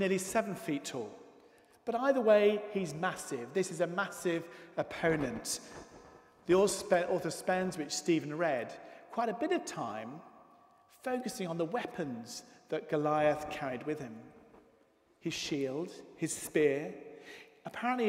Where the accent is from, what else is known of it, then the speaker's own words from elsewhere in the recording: United Kingdom; One of the aspects of being British